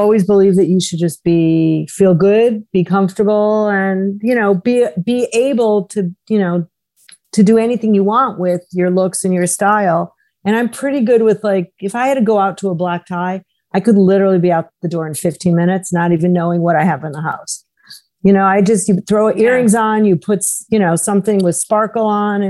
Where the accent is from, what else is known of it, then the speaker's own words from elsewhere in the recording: Chicago, Illinois, United States; at Marshall Fields, the department store where I grew up in Chicago.